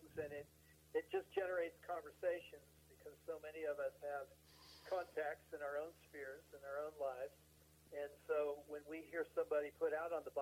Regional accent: Southern California, United States; moved away as an adult; also born or lived in San Diego / Breckenridge, Colorado; now in Morrison, Colorado, United States; I grew up in Southern California

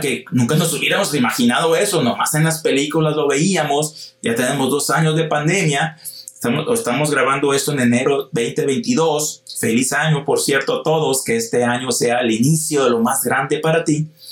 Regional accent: Hermosillo, Sonora, Mexico; yo soy de Hermosillo, Sonora

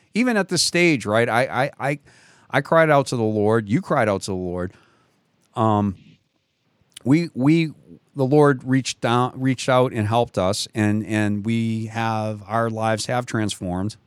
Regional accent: Boston, Massachusetts, United States; I grew up in Boston

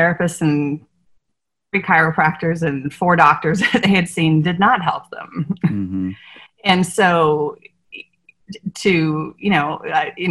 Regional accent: Northern Virginia, United States; moved away as an adult; also born or lived in San Diego; now in New Orleans, United States; I grew up in Northern Virginia, outside of Washington D.C.

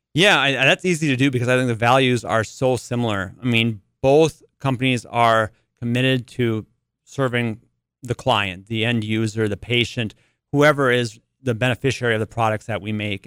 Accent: Carrington, North Dakota, United States; I grew up in Carrington

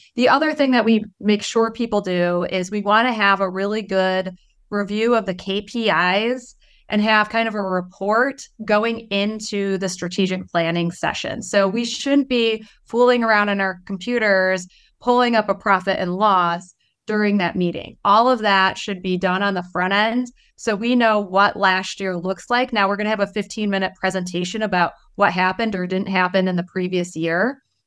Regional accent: Detroit, Michigan, United States; I'm from Detroit, so we're, like, a little rough, you know, over there

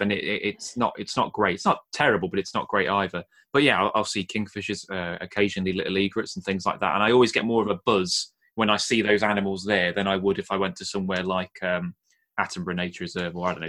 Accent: Nottingham, East Midlands, United Kingdom; I grew up well born and bred in Nottingham

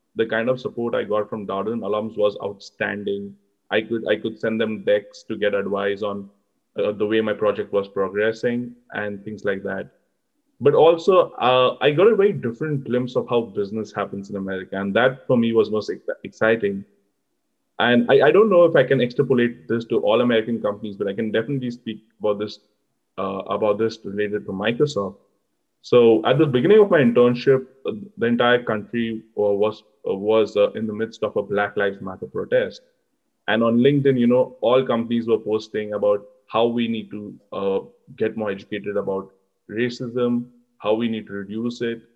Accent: Mumbai, Maharashtra, India; moved away as an adult; now in Charlottesville, United States; I come from Mumbai in India

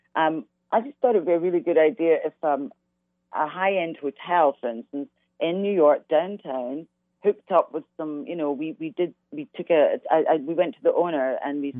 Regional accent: Glasgow, Scotland, United Kingdom; moved away; growing up in Glasgow, Glasgow is very much uh, it's all about soul music

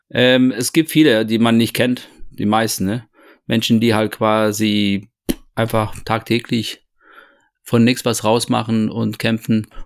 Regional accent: Toledo, Castilla-La Mancha, Spain; born there; Ich bin geboren 72 in Spanien, in Toledo.

